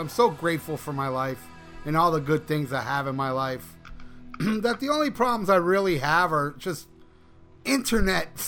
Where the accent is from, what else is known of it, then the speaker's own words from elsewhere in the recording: United States; us Americans